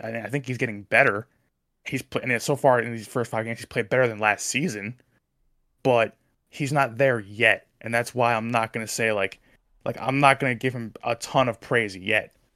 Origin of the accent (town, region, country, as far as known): New Jersey, United States